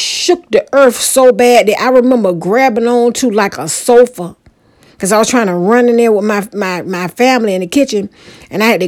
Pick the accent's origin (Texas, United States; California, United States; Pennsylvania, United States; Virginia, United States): Virginia, United States; Portsmouth; my old neighborhood that I grew up in Portsmouth, Virginia, in a neighborhood called Mount Hermon